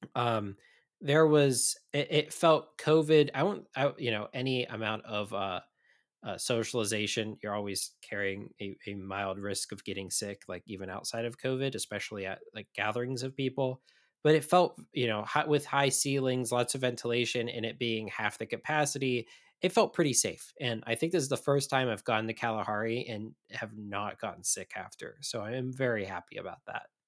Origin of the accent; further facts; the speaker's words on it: Midwest, United States; as a Midwesterner